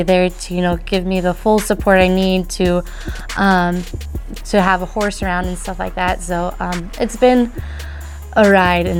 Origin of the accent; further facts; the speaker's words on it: Spalding, Nebraska, United States; I'm from Spalding, Nebraska